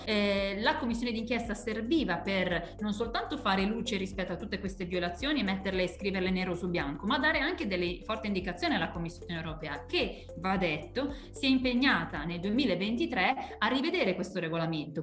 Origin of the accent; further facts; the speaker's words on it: Lombardy, Italy; Io tra l'altro sono lombarda, vengo dalla Lombardia